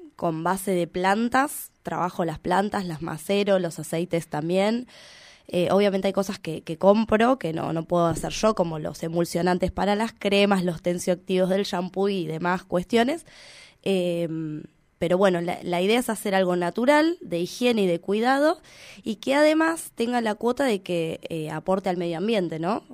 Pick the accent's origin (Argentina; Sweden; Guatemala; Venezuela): Argentina; Plotier, Neuquén; yo soy de Plotier